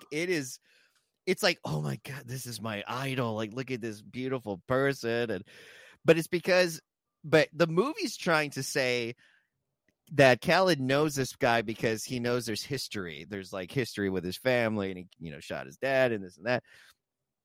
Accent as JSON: {"language": "English", "region": "South Texas", "country": "United States", "said": "me being from South Texas"}